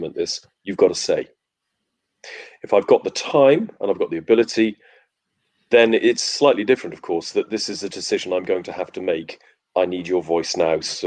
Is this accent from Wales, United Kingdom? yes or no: yes; Wales, United Kingdom; I'm Welsh